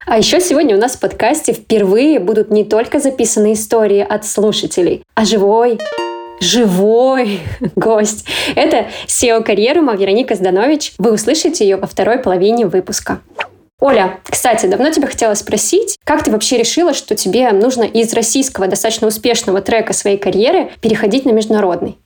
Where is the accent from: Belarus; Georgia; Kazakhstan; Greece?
Kazakhstan; moved away; я как бы из Казахстана.